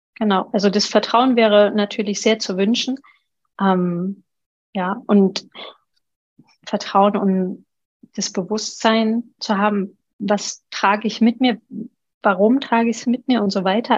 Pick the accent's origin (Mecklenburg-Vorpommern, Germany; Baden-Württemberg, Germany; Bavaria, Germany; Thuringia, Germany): Thuringia, Germany; moved away; also born or lived in Allgäu / Chiemgau; Thüringen ist meine Heimat